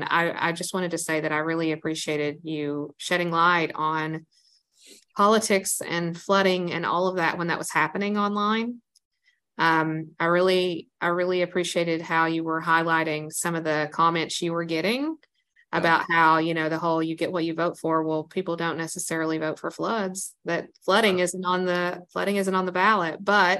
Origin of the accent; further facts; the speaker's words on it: Council, Virginia, United States; I grew up here in Southwest Virginia, in Council, little tiny town, Buchanan County.